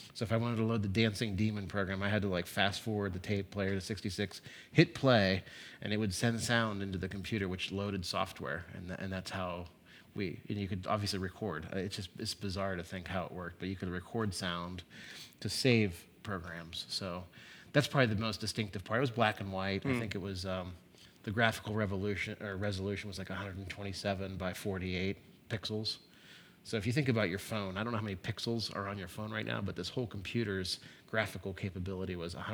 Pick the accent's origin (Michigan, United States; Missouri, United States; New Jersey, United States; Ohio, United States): Ohio, United States; Youngstown; moved away as an adult; also born or lived in Cincinnati, Ohio; I grew up in Youngstown, Ohio, so Northeast Ohio. I came to Cincinnati in 1990 to come to University of Cincinnati